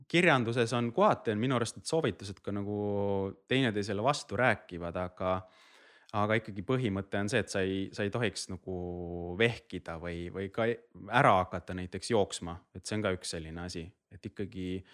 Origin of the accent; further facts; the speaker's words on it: Rapla, Rapla County, Estonia; ma olen ise Raplast pärit